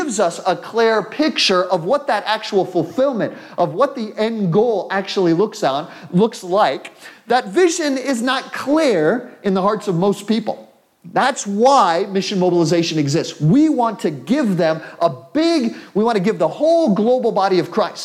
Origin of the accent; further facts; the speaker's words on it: United States; I'm an American